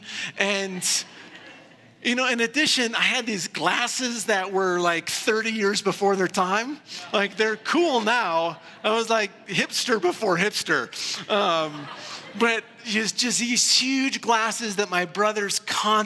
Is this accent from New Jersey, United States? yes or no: no; Iowa, United States; When I was a kid growing up in Iowa